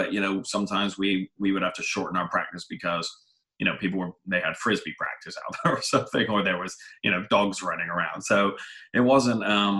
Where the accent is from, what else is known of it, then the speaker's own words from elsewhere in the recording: England, United Kingdom; now in United States; And I was like, and remember, I'm coming from England, a place where college is and maybe should be free, right?